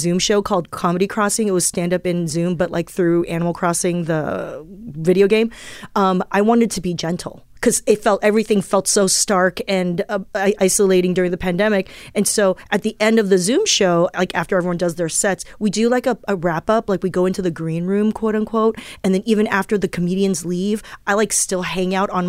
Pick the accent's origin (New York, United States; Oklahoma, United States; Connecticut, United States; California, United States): California, United States; Southern; English is a second language; also born or lived in Taiwan; There are a lot of other little immigrant kids where I grew up in Southern California